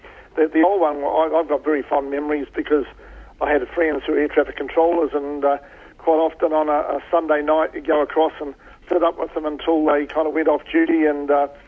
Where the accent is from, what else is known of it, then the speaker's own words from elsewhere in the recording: Hamilton, Waikato, New Zealand; also born or lived in Whatawhata / Te Awamutu / Australia; Yeah, I was born in Hamilton. Obviously, my early childhood, I can't remember all of it, but I was actually born when my parents were actually living in Whatawhata, for a short time, and then moved to Hamilton.